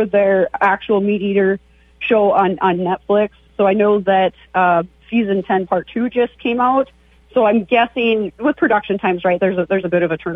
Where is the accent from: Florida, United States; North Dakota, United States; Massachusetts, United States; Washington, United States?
North Dakota, United States; Devils Lake; moved away; I grew up there